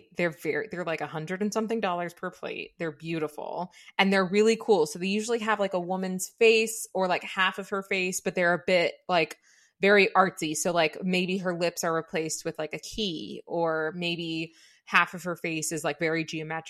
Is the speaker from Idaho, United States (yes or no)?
no; Southern California, United States; I'm actually from the depths of Southern California.